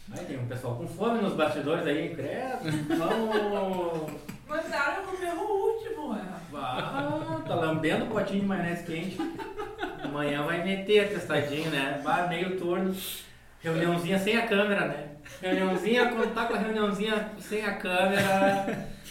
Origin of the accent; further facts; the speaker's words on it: Guaíba, Rio Grande do Sul, Brazil; Sou de Guaíba